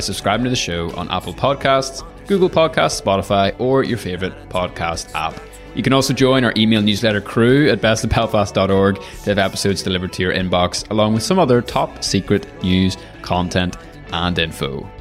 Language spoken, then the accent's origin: English; Northern Ireland, United Kingdom; our wee country, Northern Ireland